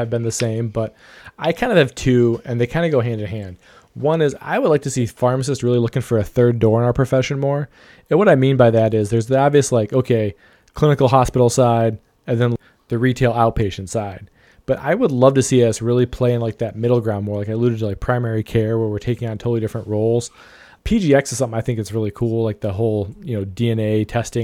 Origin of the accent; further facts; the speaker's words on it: Ohio, United States; my home state of Ohio